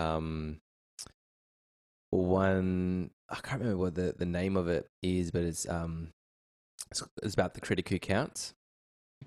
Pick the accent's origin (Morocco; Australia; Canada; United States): Australia; Perth, Western Australia; also born or lived in Kalgoorlie; I grew up in Perth, West Australia